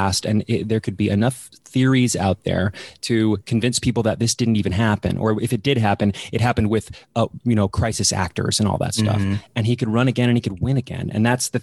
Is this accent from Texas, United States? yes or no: yes; Dallas, Texas, United States; moved away as an adult; now in England; I'm from Dallas, Texas